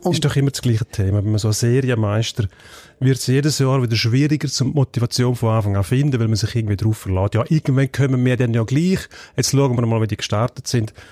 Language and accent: German; Graubünden, Switzerland; als Bündner